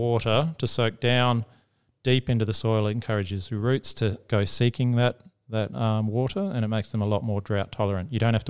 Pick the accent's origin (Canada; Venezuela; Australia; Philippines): Australia; Croydon, South Australia; I remember growing up in Croydon, only two or three streets away from where you are now.